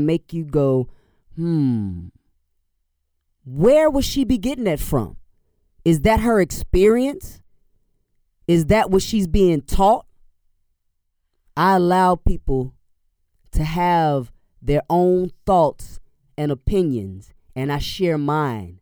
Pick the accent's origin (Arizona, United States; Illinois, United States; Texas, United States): Illinois, United States; Chicago; I'm from Inglewood, which is a few neighborhoods east of them.